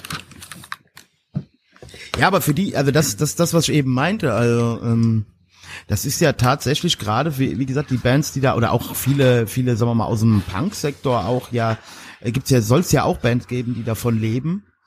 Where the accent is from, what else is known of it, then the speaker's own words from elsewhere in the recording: Germany; now in Mainz-Kastell, Germany; ich komme aus dem Westerwald